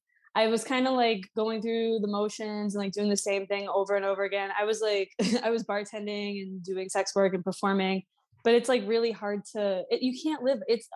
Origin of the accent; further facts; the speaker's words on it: Boston, Massachusetts, United States; I ended up here. I was born and raised in Boston, Massachusetts.